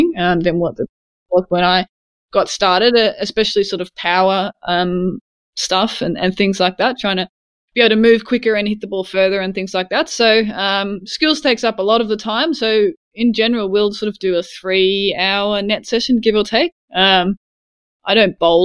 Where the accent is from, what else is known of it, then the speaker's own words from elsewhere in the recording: Sydney, New South Wales, Australia; I grew up in Sydney